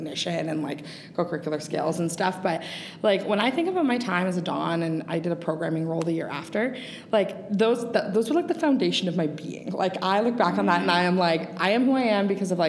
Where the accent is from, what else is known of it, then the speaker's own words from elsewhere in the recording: Milton, Ontario, Canada; I grew up in Milton.